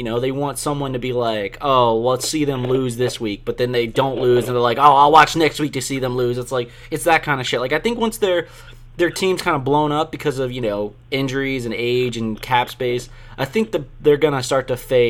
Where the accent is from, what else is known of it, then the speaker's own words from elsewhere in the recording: the South, United States; as a Southerner, I think, or a native Southerner